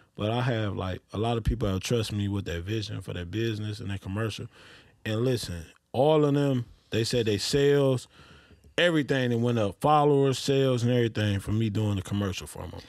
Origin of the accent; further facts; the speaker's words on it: Detroit, Michigan, United States; I'm from Detroit